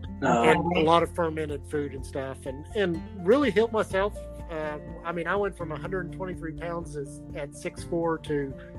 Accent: Arkansas, United States

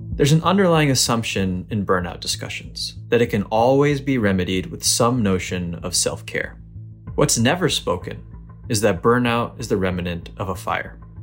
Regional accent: Naugatuck, Connecticut, United States; also born or lived in Boston, Massachusetts; I came to the States when I was eight months old. to a small town called Naugatuck, Connecticut

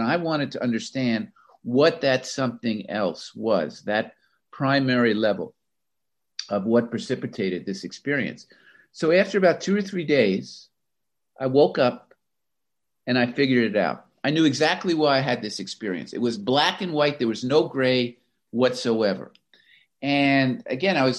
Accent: Florida, United States; moved away as an adult; also born or lived in Pennsylvania; I grew up in Florida

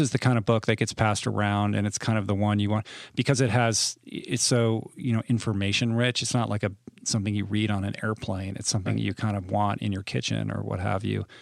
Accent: Washington, District of Columbia, United States; moved away; I grew up in Washington

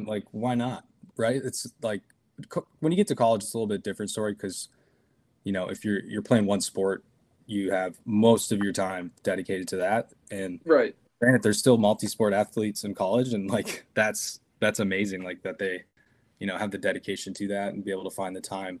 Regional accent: Cannon Falls, Minnesota, United States; moved away as an adult; now in Woodbury, United States; I grew up in Cannon Falls

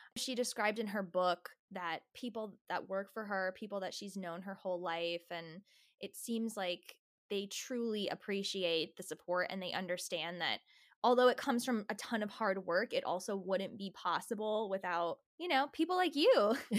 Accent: New Jersey, United States; I'm from New Jersey

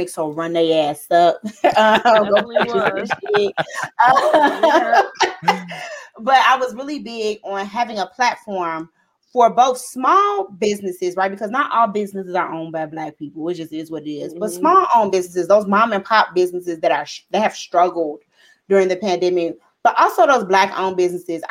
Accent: Chicago, Illinois, United States; We grew up in Roseland

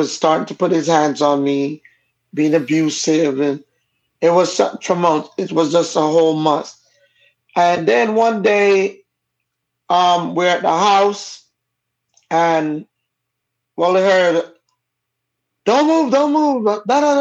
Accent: Jamaica; accent: Jamaican; first language Jamaican Patois; also born or lived in California; I come from a Caribbean family, and my parents are both Jamaican. That's why the accent. My first language I learned to speak was Jamaican

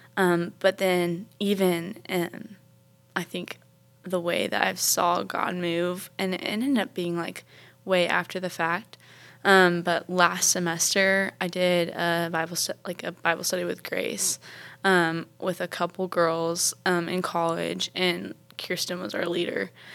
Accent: Charleston, South Carolina, United States; I'm from Charleston, South Carolina

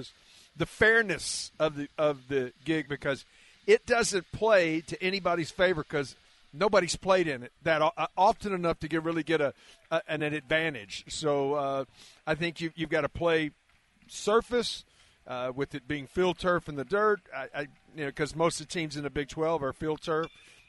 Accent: Carrollton, Texas, United States; I mean, I was raised in Carrollton, which is the suburb north, but my parents are still with us, thank the Lord, and they're both in Flower Mound.

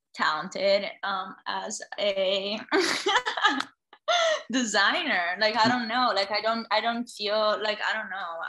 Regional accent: Italy; me being the Italian girl that I am

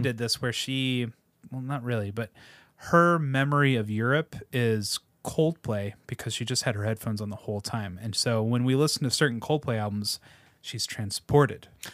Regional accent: United States; as American

